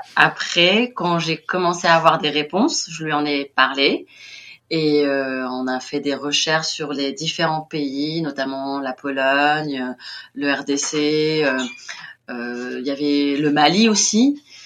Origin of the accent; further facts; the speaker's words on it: Tunis, Tunis Governorate, Tunisia; moved away as an adult; now in Kigali, Rwanda; je suis née à Tunis, donc la capitale, et j'ai toujours vécu à Tunis